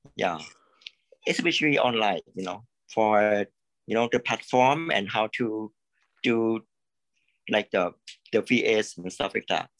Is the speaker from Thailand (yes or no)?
yes; Thailand; I'm from Thailand. Actually, I'm from Thailand